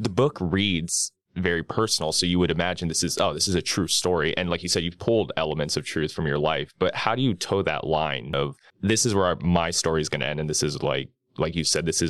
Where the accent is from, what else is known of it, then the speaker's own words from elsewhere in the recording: Miami, Florida, United States; born and raised in Miami